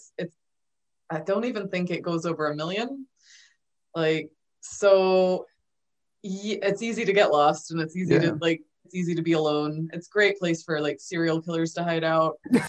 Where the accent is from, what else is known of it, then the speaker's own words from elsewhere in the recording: Alaska, United States; moved away as an adult; now in Scotland, United Kingdom; I'm originally from Alaska, and long story short, I was raised by, and they will take umbrage with this, but it's absolutely true, total hippies. Spent most of my life in a van.